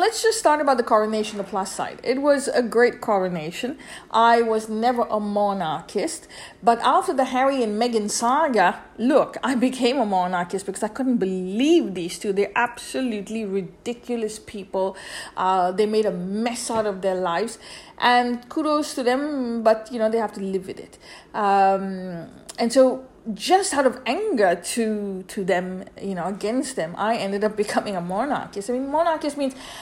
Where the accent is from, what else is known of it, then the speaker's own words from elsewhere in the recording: India; I grew up in India